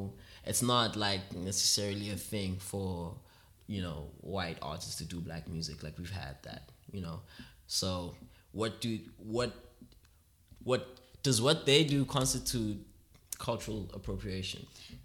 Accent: Rondebosch, Western Cape, South Africa; I grew up in the middle class environment. Mm. I grew up in Rondebosch

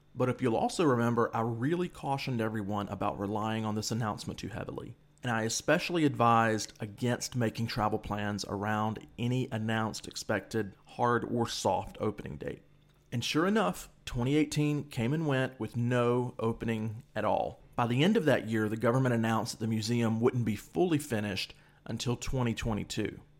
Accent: United States; moved away as an adult; also born or lived in Egypt; being an American on the ground there

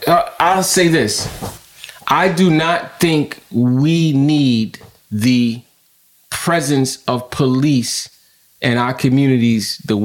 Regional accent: New York City, New York, United States; as a kid growing up in Brownsville

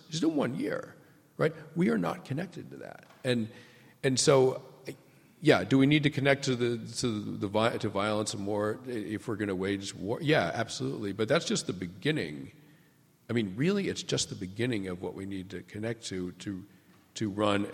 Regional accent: New England, United States; I grew up in New England

